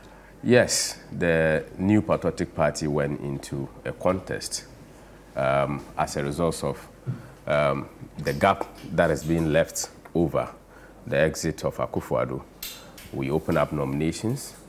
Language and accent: English; Zabzugu, Northern Region, Ghana; I come from Zabzugu and from the northern region, and being a Dagumba by tribe